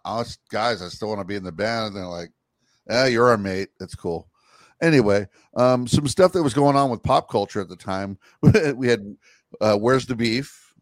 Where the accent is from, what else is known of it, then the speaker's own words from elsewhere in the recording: United States; We would be like, hi, did you happen to notice I'm American?